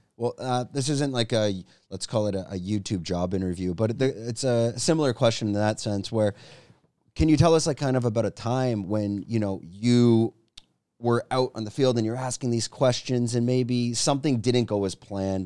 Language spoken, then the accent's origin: English; Canada; moved away as an adult; now in Thailand; I'm from Canada